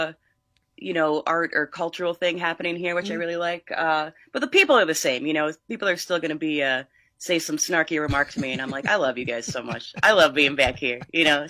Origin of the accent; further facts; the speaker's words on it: Northeast Pennsylvania, United States; moved away as an adult; now in Los Angeles, United States; I'm from Northeast Pennsylvania.